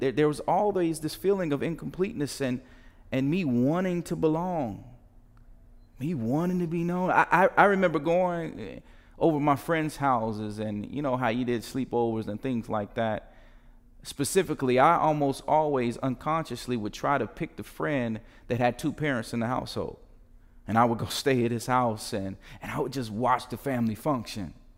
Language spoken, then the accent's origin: English; United States; the tension we live in being American